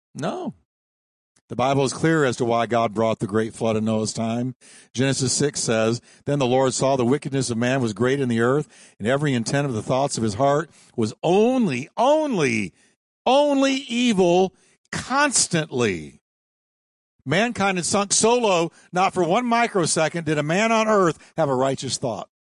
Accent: New York, United States; I was born in New York. Don't hold it against me. But I was raised in New York

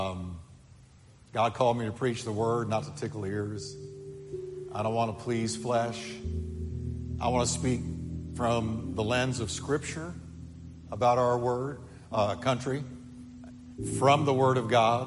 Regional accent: United States; I'm an American and I love America. It's the only nation I've ever known

